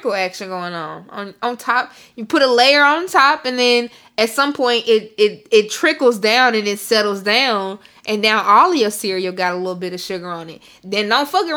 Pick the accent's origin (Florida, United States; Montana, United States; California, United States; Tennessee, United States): Tennessee, United States; Memphis; I'm from Memphis